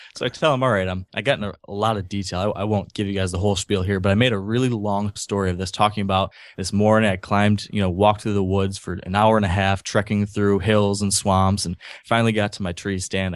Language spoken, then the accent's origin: English; Grand Rapids, Michigan, United States; also born or lived in New York City / San Francisco / Lansing, Michigan / Ann Arbor, Michigan; I grew up in Grand Rapids, Michigan, which is not too far from Lake Michigan, over on the western side of the state.